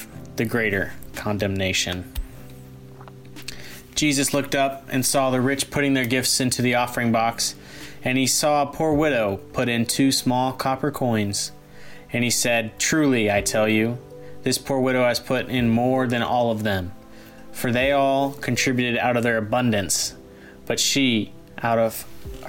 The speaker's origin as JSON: {"language": "English", "town": "Grapevine", "region": "Texas", "country": "United States", "said": "I'm a junior from Grapevine, Texas"}